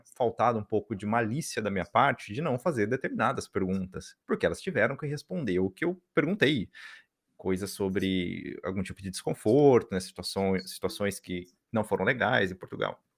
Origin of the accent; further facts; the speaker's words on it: Brazil; quando as pessoas saem, né, sabem que a gente, né, notam que a gente é brasileiro e tal